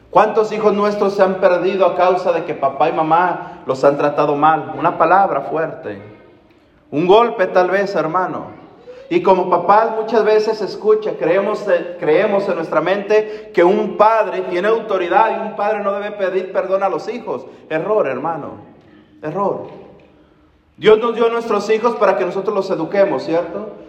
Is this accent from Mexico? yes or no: yes; Mexico; Hermano, la mayoría de nosotros venimos de una cultura latina. La mayoría somos mexicanos, me imagino, ¿verdad?